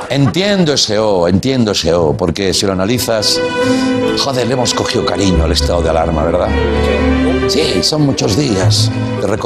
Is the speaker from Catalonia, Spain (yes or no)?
yes; Catalonia, Spain; Yo como soy catalán, sí.